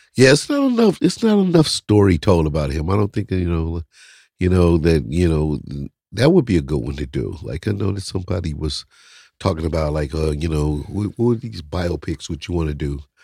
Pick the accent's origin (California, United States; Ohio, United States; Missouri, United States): Missouri, United States; St. Louis; I'm from Saint Louis